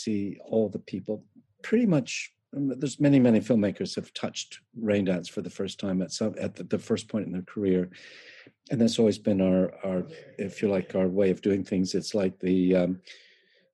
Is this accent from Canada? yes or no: yes; Canada; moved away; I am Canadian